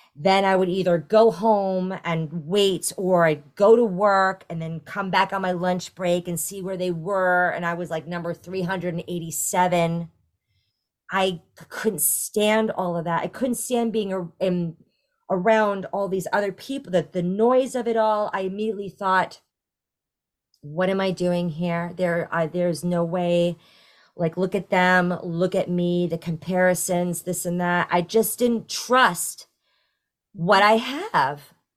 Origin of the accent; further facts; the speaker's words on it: New York, United States; moved away as an adult; now in Florida, United States; I am originally from New York and, uh, I took it, I took for granted that I'm, I, I grew up in a town twenty minutes northwest of the city